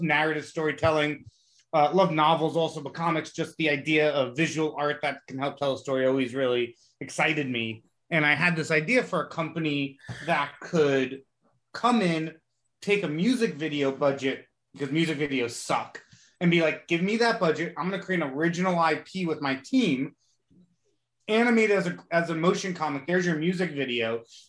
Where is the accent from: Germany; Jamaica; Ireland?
Jamaica; I'm Jamaican.